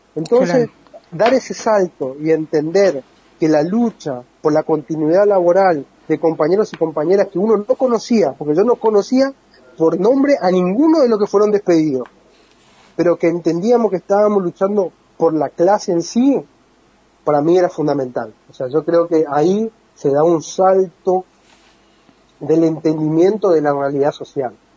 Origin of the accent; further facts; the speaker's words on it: Formosa, Argentina; Yo soy de Formosa